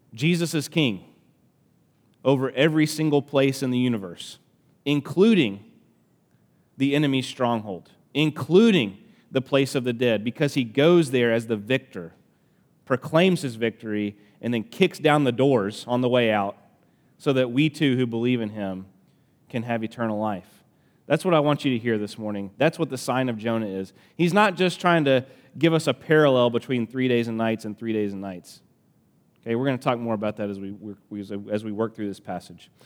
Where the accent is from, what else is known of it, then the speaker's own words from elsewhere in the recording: Alabama, United States; accent: country; I'm from Alabama, so this is gonna come out country